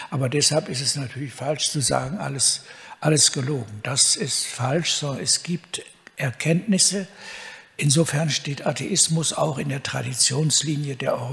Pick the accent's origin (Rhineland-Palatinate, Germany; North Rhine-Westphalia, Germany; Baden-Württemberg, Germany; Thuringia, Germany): North Rhine-Westphalia, Germany; Cologne; Äh, ich bin im Hillige Kölle groß geworden